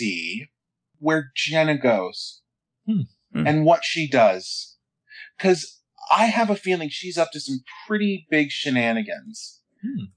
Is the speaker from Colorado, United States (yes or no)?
yes; Colorado, United States; I grew up in Colorado, and I have family that has been kind of in the Western United States since the early 20th century